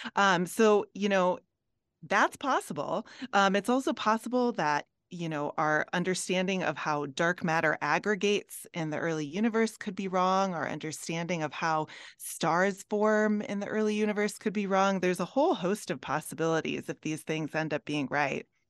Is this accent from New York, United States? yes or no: no; Minnesota, United States; now in Colorado, United States; I'm from Minnesota